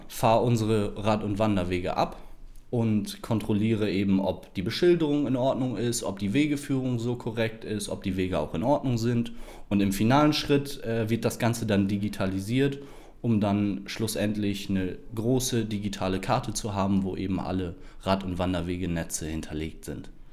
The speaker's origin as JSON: {"language": "German", "town": "Esens", "region": "Lower Saxony", "country": "Germany", "tie": "born or raised there", "said": "Ich bin geboren und aufgewachsen in Esens"}